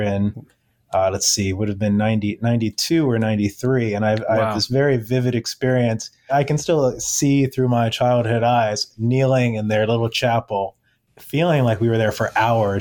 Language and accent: English; Silver Spring, Maryland, United States; I grew up, I'm local to the Washington, D.C. area, grew up in Silver Spring, Maryland